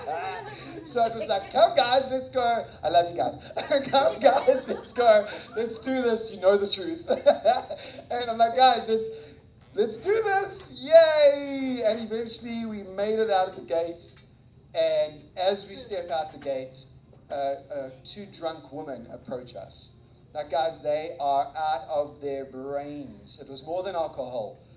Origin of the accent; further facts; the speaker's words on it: South Africa; moved away; I graduated from high school in South Africa